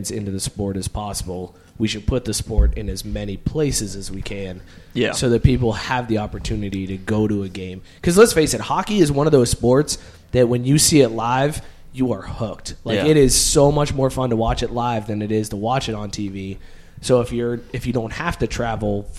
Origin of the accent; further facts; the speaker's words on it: Northeast Ohio, United States; I'm from Northeast Ohio where we didn't have any ice rinks